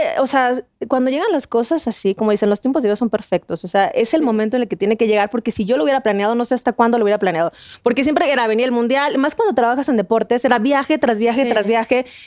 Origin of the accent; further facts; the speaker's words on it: Torreón, Coahuila, Mexico; yo soy de Torreón